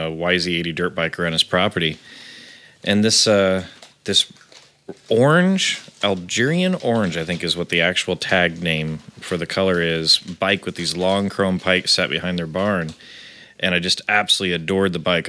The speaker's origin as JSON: {"language": "English", "town": "Terre Haute", "region": "Indiana", "country": "United States", "moved": "yes", "lives_now": "Los Angeles, United States", "said": "Literally called the armpit of Indiana. Yeah. That's an actual nickname from where we're from."}